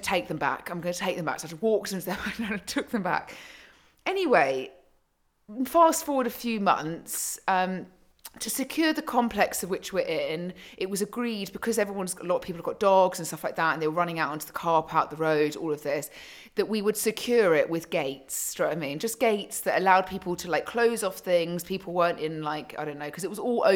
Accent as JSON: {"language": "English", "area": "Surrey", "region": "South East England", "country": "United Kingdom", "tie": "born or raised there", "said": "I was brought up in Surrey"}